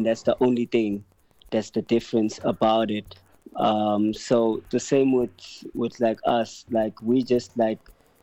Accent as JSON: {"language": "English", "country": "South Africa", "said": "we as South Africans"}